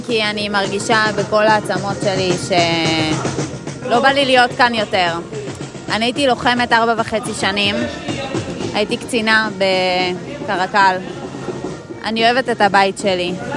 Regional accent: Givatayim, Tel Aviv District, Israel; אני מגבעתיים

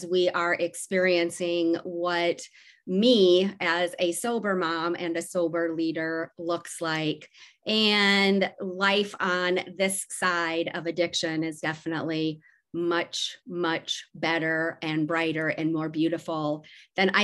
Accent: Decorah, Iowa, United States; also born or lived in Waverly, Iowa; I was born in Decorah, Iowa, and grew up there

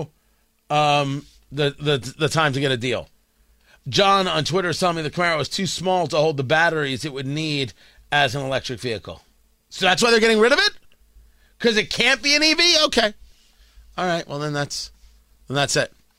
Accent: New Jersey, United States; I grew up in Jersey

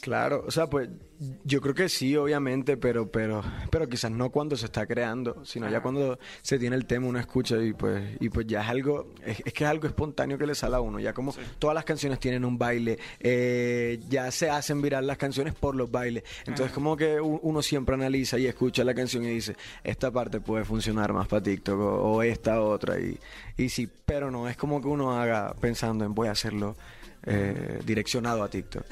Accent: Barranquilla, Atlántico, Colombia; Yo soy de Barranquilla, Colombia, soy de la costa de mi país

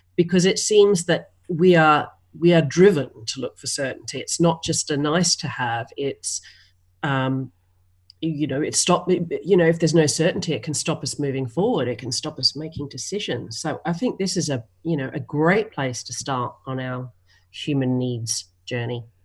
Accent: Australia

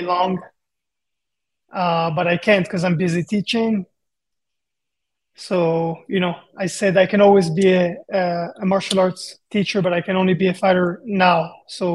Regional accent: Israel; moved away as an adult; also born or lived in Japan; now in Las Vegas, United States; I'm from Israel

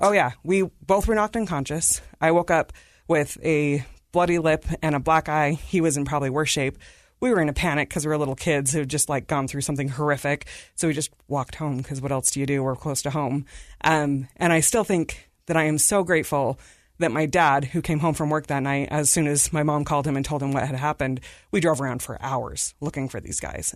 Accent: Davis County, Utah, United States; also born or lived in India / Salt Lake City, Utah; I've been at Davis County School Districts my whole public education

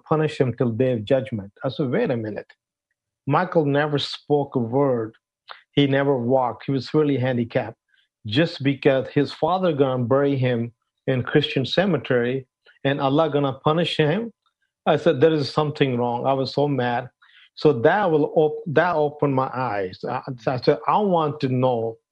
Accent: Pakistan; moved away as an adult; also born or lived in Arlington, Texas, United States; now in United States; originally, I'm from Pakistan. I grew up in Pakistan

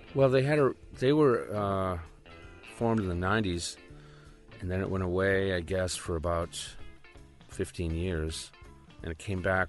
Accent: Rockport, Massachusetts, United States; my hometown, which is uh, called Rockport, Mass

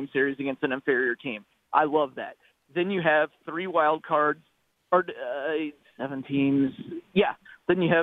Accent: Cubs country, Midwest, United States; I grew up in Cubs country

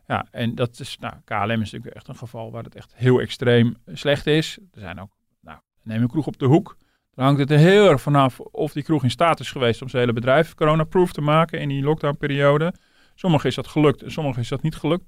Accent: Netherlands; we als Nederlanders

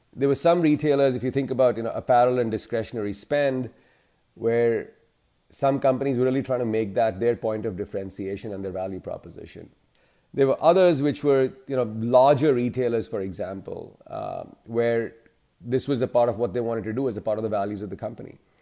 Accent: India; now in Chicago, United States; I'm originally from India, but have, uh, made my professional home in the U S.

